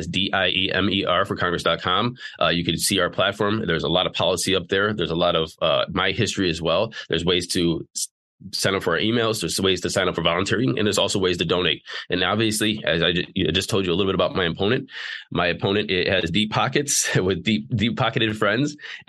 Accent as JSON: {"language": "English", "town": "Slavic Village", "region": "Ohio", "country": "United States", "tie": "born or raised there", "said": "So I grew up in Slavic Village. I lived in a place called Bedford. I lived in, Chardon and Solon and Twinsburg and Streetsboro. I'm currently in Bay Village."}